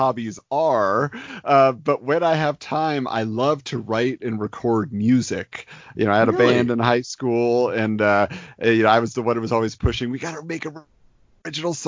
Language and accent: English; Irvine, California, United States; Born and raised in Irvine, California.